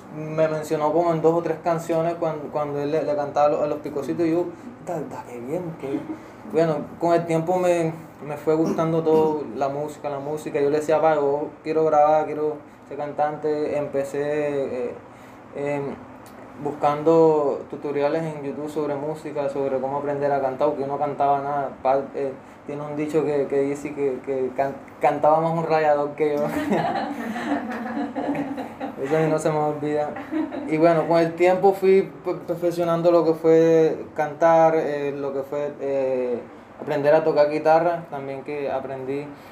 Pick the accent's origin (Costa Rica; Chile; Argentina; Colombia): Colombia; San Jacinto del Cauca, Bolívar; moved away; also born or lived in Cartagena, Colombia; Yo soy del sur de Bolívar, de un pueblo que se llama Galindo, San Jacinto Cauca, que queda como a 8 horas de acá